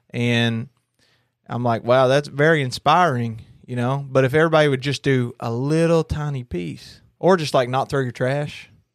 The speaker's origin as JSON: {"language": "English", "region": "Kentucky", "country": "United States", "said": "I'm from Kentucky"}